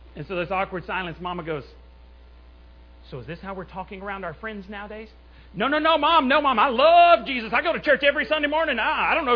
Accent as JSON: {"language": "English", "town": "Borger", "region": "Texas", "country": "United States", "tie": "born or raised there", "said": "in Borger, my, my hometown where I grew up"}